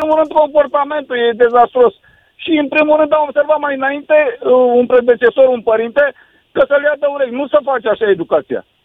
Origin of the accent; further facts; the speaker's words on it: Romania; Sunt un cetățean din România.